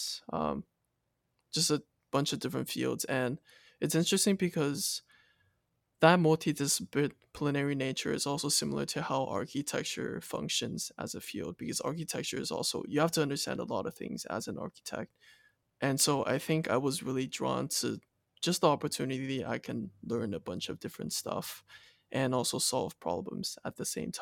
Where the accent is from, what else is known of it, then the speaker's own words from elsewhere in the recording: Taiwan; moved away as an adult; Born and raised in Taiwan and went to a local school until seventh grade.